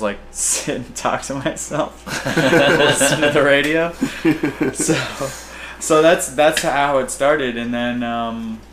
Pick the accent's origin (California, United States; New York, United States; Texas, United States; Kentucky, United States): Kentucky, United States; Louisville; I was born in Louisville, Kentucky